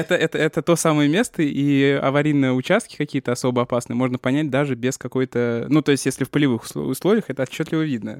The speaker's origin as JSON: {"language": "Russian", "town": "Chapayevsk", "region": "Samara Oblast", "country": "Russia", "tie": "born or raised there", "moved": "yes", "lives_now": "Moscow, Russia", "said": "В моем родном городе Чапаевске"}